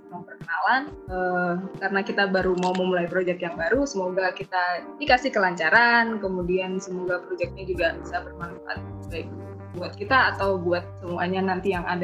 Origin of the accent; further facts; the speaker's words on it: Bali, Indonesia; accent: Bali; logat Bali gue ya, belum semuanya ya.